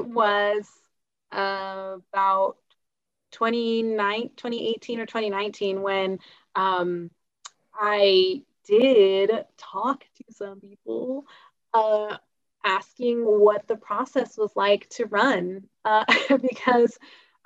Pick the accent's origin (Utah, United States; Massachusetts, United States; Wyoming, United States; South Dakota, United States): Utah, United States; born or raised there